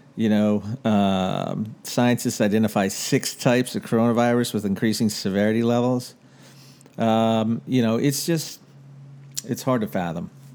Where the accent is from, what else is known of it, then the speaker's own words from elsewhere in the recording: Washington, District of Columbia, United States; moved away as an adult; I grew up in Washington, D C. I lived there for the first eighteen years of my life